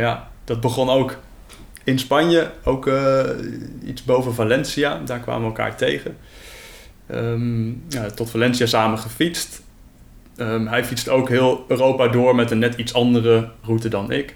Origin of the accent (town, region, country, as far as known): Netherlands